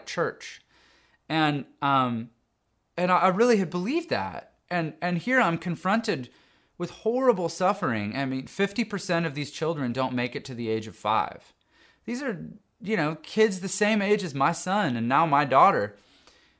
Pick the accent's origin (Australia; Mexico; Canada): Canada; moved away as an adult; now in United States; I grew up in Canada, lived most of my adult life in the U.S.